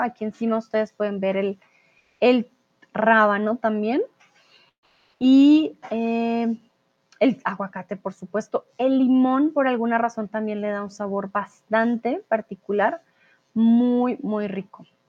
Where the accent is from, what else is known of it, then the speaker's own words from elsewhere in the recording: Bogotá, Colombia; mi ciudad, Bogotá, de donde vengo yo